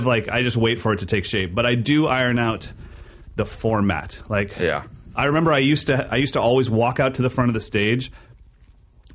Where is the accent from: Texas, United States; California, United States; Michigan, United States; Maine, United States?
California, United States; Sacramento; my hometown, Sacramento, California